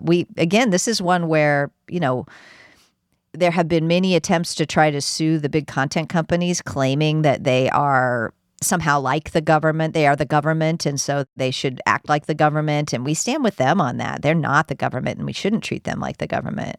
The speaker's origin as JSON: {"language": "English", "country": "United States", "said": "I'm an American"}